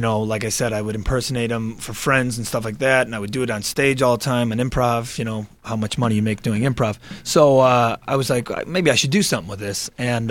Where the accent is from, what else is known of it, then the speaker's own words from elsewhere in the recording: Chicago, Illinois, United States; growing up in Chicago